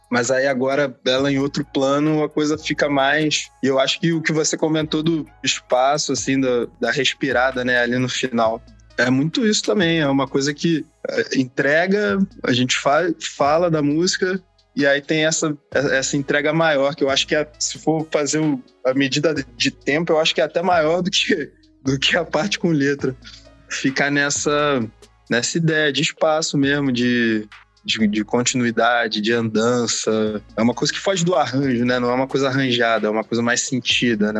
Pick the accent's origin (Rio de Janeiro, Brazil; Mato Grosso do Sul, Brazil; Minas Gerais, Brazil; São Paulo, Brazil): Rio de Janeiro, Brazil; a gente é do Rio, a galera acha que a gente é da Bahia, mas a gente é do Rio